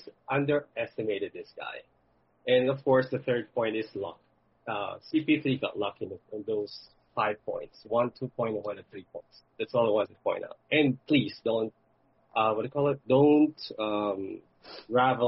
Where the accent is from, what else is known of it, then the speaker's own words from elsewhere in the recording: Philippines; I'm from the Philippines